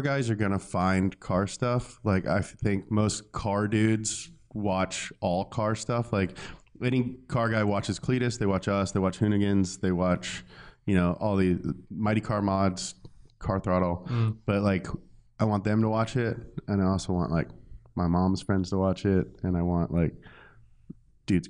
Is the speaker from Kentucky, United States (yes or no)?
yes; Kentucky, United States; now in Los Angeles, United States; I grew up in Kentucky.